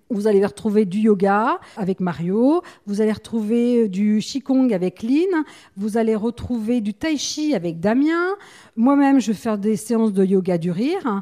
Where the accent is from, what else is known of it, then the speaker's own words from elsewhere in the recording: Paris, Île-de-France, France; moved away as an adult; now in La Teste-de-Buch, France; je viens de Paris. J'étais donc chef d'entreprise dans l'industrie de la sécurité et l'événementiel